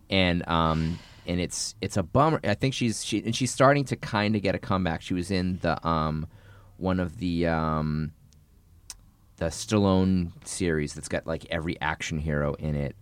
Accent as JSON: {"language": "English", "area": "north of Boston", "region": "Massachusetts", "country": "United States", "tie": "born or raised there", "said": "I grew up in Boston, in, uh, north of Boston"}